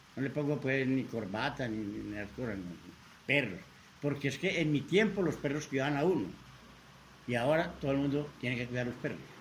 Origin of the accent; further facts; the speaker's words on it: Copacabana, Antioquia, Colombia; also born or lived in Medellín; yo no nací en Copacabana, nací aquí en Medellín, en el barrio Belén, pero me crié en Copacabana